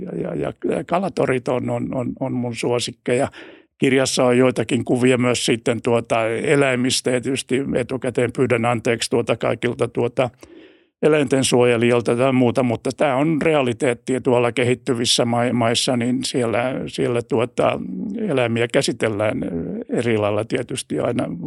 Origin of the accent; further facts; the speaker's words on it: Finland; olen, olen Suomesta